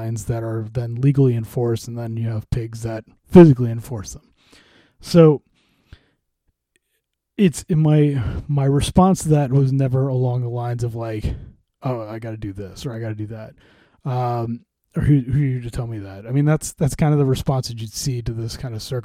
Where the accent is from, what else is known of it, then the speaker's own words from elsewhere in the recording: St. Louis, Missouri, United States; I grew up in St. Louis